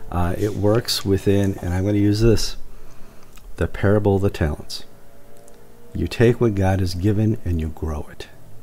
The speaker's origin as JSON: {"language": "English", "town": "Minneapolis", "region": "Minnesota", "country": "United States", "tie": "born or raised there", "also_born_or_lived": "Wisconsin", "said": "I was born in St. Luke's Lutheran Hospital in Minneapolis, St. Paul. It was a Christian hospital."}